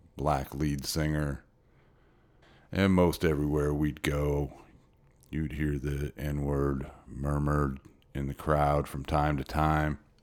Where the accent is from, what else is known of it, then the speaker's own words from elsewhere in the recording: Midwest, United States; also born or lived in Hermann, Missouri; I grew up mostly in the Midwest in the seventies